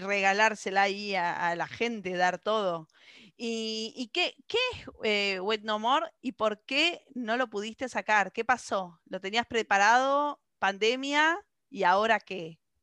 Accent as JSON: {"language": "Spanish", "country": "Argentina", "said": "como decimos los argentinos"}